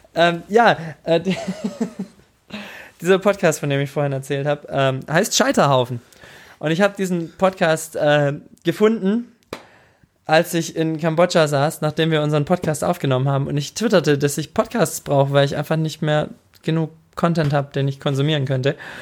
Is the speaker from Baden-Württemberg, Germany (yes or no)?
yes; Tübingen area, Baden-Württemberg, Germany; über Tübingen geredet und ich komme ja da direkt aus der Ecke